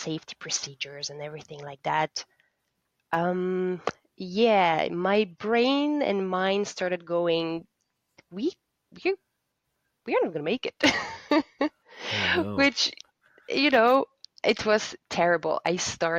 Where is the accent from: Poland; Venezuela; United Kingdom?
Poland; my home country, being Poland